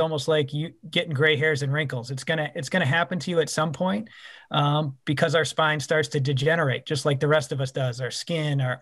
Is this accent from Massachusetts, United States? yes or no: yes; Boston, Massachusetts, United States; moved away as an adult; also born or lived in Chicago, Illinois / Texas; now in Knoxville, United States; I'm originally from Boston, Massachusetts.